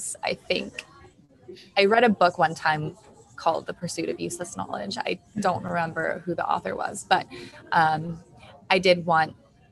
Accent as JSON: {"language": "English", "town": "Los Angeles", "region": "California", "country": "United States", "moved": "as an adult", "lives_now": "Providence, United States", "said": "I am from Los Angeles."}